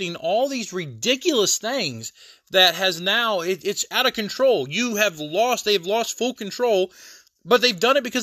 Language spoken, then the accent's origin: English; United States; I'm an American